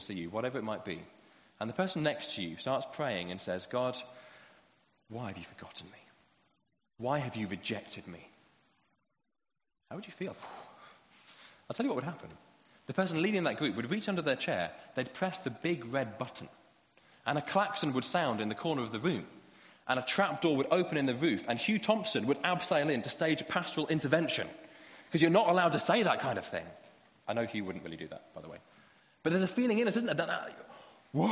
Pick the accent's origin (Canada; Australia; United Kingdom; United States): United Kingdom; especially as British people